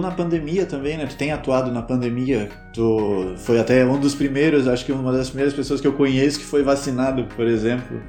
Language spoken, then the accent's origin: Portuguese; Brazil; nós, como brasileiros, cidadãos brasileiros